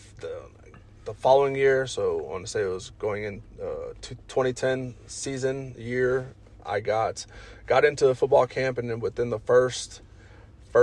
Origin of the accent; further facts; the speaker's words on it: Colorado Springs, Colorado, United States; also born or lived in Los Angeles, California / Alamosa, Colorado / Pueblo, Colorado; I was moved by my mother out here to Colorado Springs and have been here since then